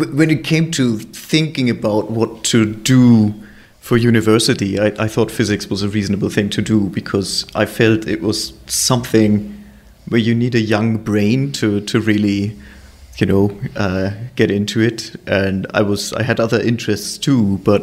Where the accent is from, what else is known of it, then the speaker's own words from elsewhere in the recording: Hamburg, Germany; moved away as an adult; also born or lived in Los Alamos; now in London, United Kingdom; I was born in Hamburg and I grew up there and moved to London eventually